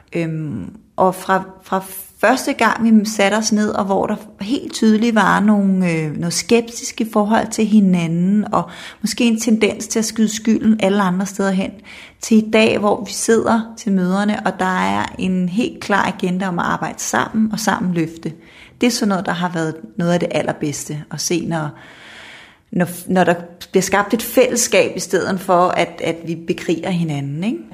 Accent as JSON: {"language": "Danish", "town": "Kokkedal", "region": "Capital Region of Denmark", "country": "Denmark", "tie": "born or raised there", "moved": "as an adult", "lives_now": "Jutland, Denmark", "said": "så er jeg vokset op i Kokkedal"}